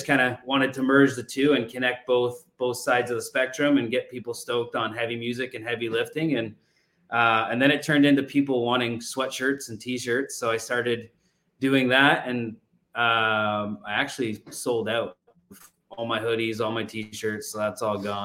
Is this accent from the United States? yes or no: no; Canada; moved away; I'm Canadian.